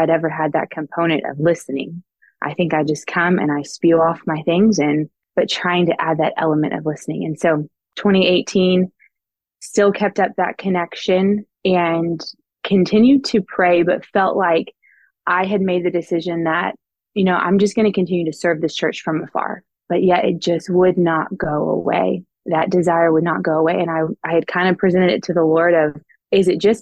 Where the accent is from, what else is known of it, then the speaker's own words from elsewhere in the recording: Houston, Texas, United States; moved away as an adult; also born or lived in Queens, New York; now in New York City, United States; I'm originally from Houston, Texas.